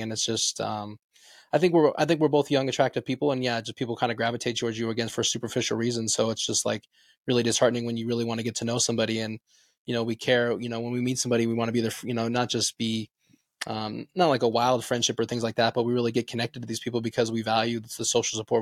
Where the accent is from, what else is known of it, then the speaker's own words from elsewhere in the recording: Las Vegas, Nevada, United States; moved away as an adult; now in Reno, United States; I'm originally from Las Vegas, but I came up here to go to the University of Nevada, Reno